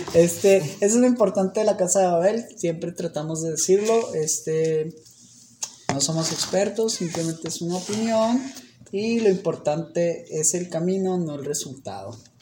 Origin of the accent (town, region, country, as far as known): Mexico